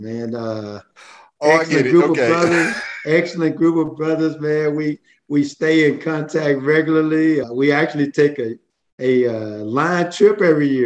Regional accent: Port Gibson, Mississippi, United States; growing up in the Port Gibson area

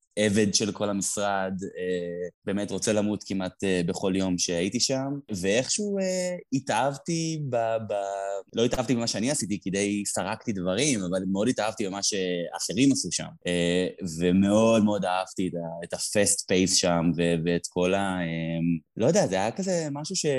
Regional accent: Tel Aviv, Tel Aviv District, Israel; אני גדלתי בתל אביב

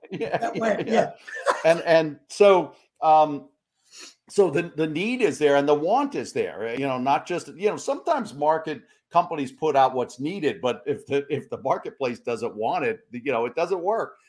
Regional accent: New York, United States; we're fellow uh, fellow New Yorkers

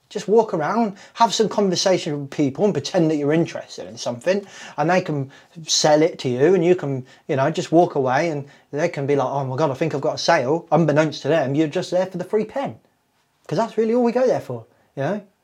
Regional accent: Kettering, East Midlands, United Kingdom; I was born in Kettering General Hospital in Northamptonshire on the 14th

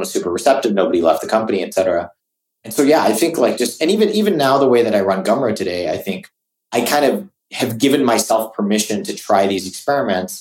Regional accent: Singapore; moved away; also born or lived in California; I grew up in Singapore

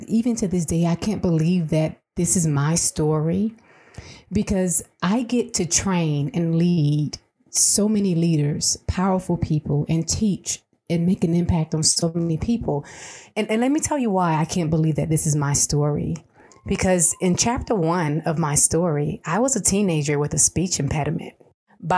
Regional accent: Atlanta, Georgia, United States; moved away as an adult; now in El Paso, United States; I'm from Atlanta originally.

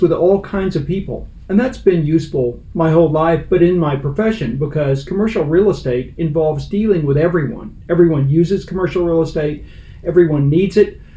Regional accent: Fort Worth, Texas, United States; moved away; also born or lived in Cincinnati; I'm a Texan. It starts there. I'm a Fort Worth native, and I went through the urban public schools

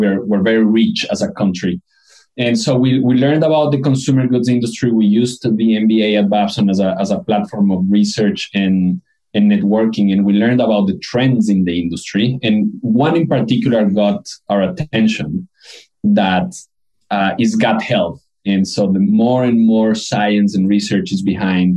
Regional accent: Quito, Pichincha, Ecuador; moved away as an adult; also born or lived in Colombia / Boston, United States; now in Brooklyn, United States; I was born and raised in Quito, Ecuador

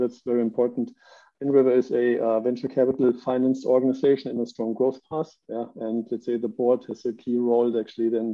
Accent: Germany; moved away as an adult; I'm living right now for the second time outside of Germany, which is my home country.

